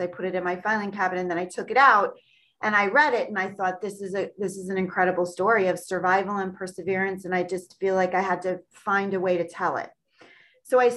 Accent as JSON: {"language": "English", "area": "Long Island", "region": "New York", "country": "United States", "tie": "born or raised there", "said": "born and raised on Long Island in New York, uh, USA"}